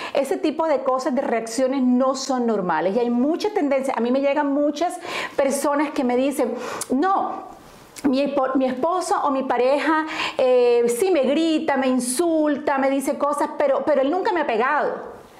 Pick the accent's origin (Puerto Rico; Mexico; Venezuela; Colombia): Colombia; moved away as an adult; now in Indiana, United States; yo soy originaria de Colombia, eh, y estoy en el estado de Indiana, vivo en el estado de Indiana hace 20 años